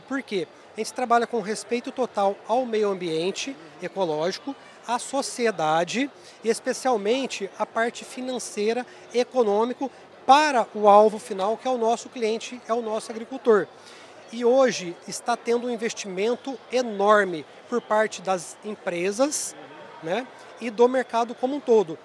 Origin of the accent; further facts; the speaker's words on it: Três Pontas, Minas Gerais, Brazil; eu nasci na roça, né? eu sou cria do sul de Minas, da cidade de Três Pontas